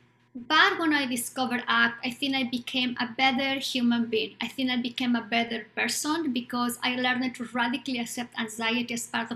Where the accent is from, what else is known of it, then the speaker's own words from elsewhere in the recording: Bolivia; English is a second language; now in United States; I was born in Bolivia at the time of the dictatorship, in the middle of a dictatorship.